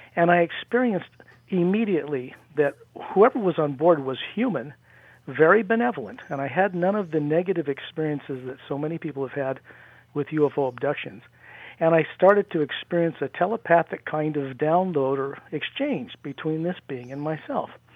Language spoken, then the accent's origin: English; near Salt Lake, Utah, United States; in Utah, where I grew up near Salt Lake